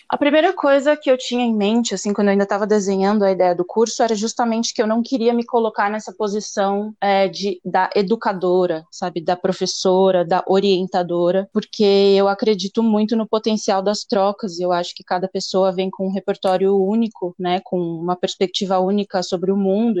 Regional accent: São Paulo, Brazil; eu sou de São Paulo

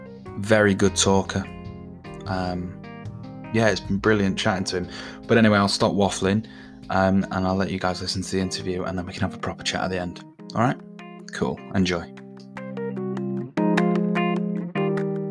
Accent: Manchester, North West England, United Kingdom; I'm from Manchester, so I know Stockport very well.

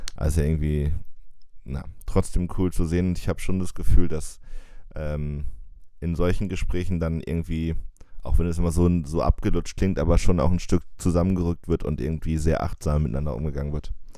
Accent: Jena, Thuringia, Germany; accent: East German; moved away; weil wir sind ja in Jena aufgewachsen

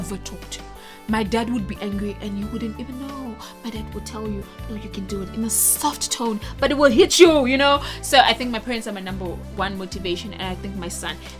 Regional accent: Nigeria; moved away; I'm Nigerian

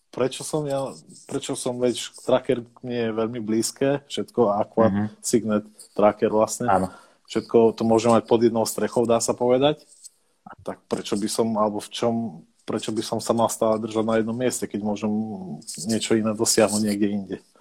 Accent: southern central Slovakia, Slovakia; pochádzam z juhu stredného Slovenska, čiže mám blízko maďarskej hranice.

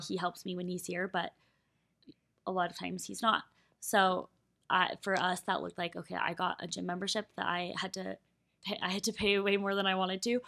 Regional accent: Colorado, United States; moved away; Colorado. Like, that is my home state. Those are my roots

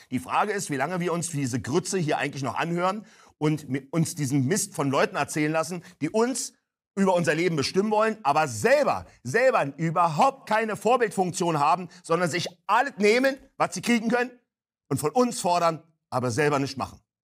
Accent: Berlin, Germany; Ich komme aus Berlin-Neukölln, hört man ja unschweigerlich

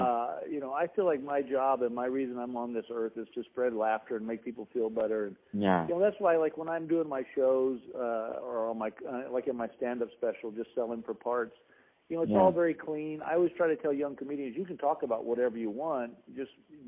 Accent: Texas, United States; born there; Well, I was born in Texas, and my father was in the public health service. We moved around a lot

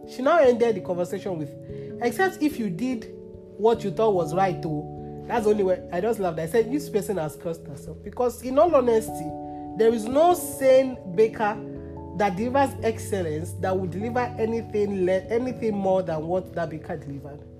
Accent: Nigeria; I am here for a reason, I am Nigerian for a reason

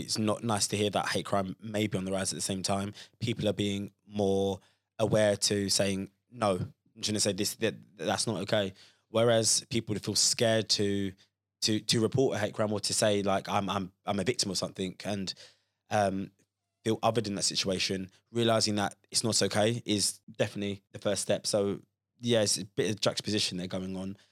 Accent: Croydon, London, United Kingdom; growing up in Croydon, which is very kind of multicultural and, and diverse

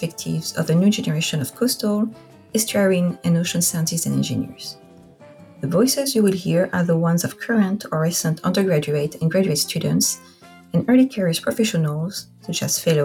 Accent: Corsica, France; accent: French; English is a second language; moved away as an adult; also born or lived in Oahu, Hawaii / Rhode Island / Washington State; now in Vancouver, Washington, United States; I am French. I am from a small Mediterranean island called Corsica.

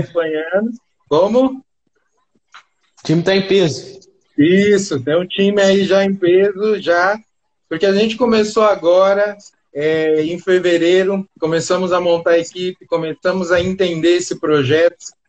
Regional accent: São Caetano do Sul, São Paulo, Brazil; eu sou de São Caetano

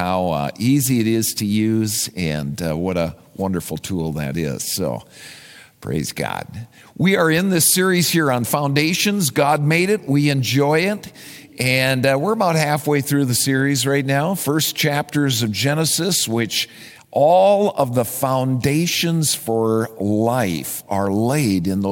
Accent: Minnesota, United States; I am a Minnesotan

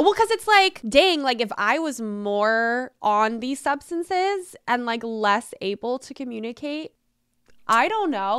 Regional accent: Hawaii, United States; moved away; But my dad lives there, so I was raised in Hawaii

